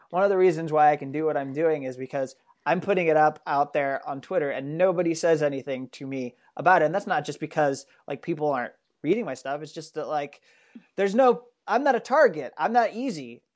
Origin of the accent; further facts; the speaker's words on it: United States; I'm an American